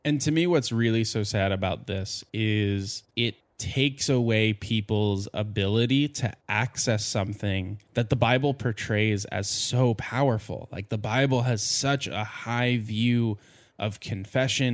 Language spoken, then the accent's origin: English; New Jersey, United States; I grew up in New Jersey, which is extremely Catholic